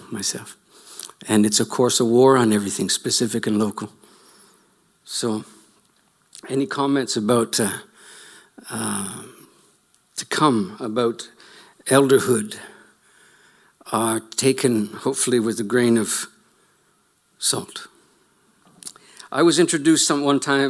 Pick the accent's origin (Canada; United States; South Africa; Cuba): Canada